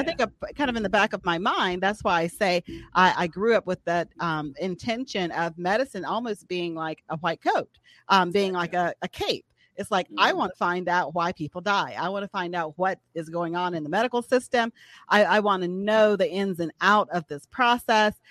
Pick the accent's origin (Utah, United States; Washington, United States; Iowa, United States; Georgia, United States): Georgia, United States; Atlanta; moved away as an adult; now in Birmingham, United States; originally from Atlanta, Georgia